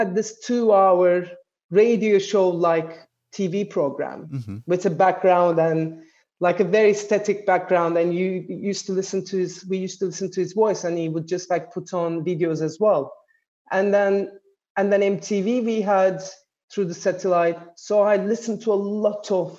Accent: Istanbul, Turkey; also born or lived in Ankara; I was born in Ankara, but I was brought up in Istanbul in Turkey

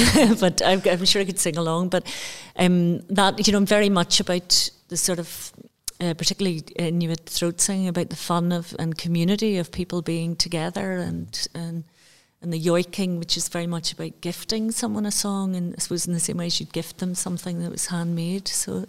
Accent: Banbridge, Northern Ireland, United Kingdom; I grew up in Northern Ireland.

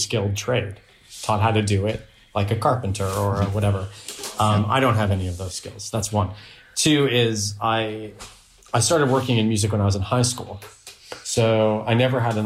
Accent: near Toronto, Ontario, Canada; moved away as an adult; also born or lived in Netherlands; now in United Kingdom; I'm Canadian. Yeah, I'm from near Toronto.

